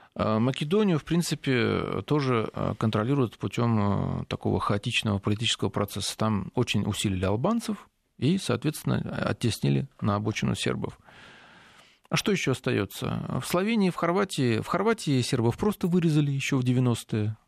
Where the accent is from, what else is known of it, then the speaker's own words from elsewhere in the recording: southern Russia, Russia; уроженец Южной России